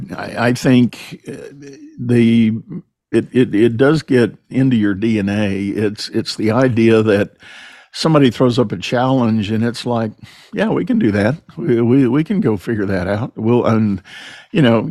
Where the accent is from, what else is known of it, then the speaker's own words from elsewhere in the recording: San Antonio, Texas, United States; I grew up in San Antonio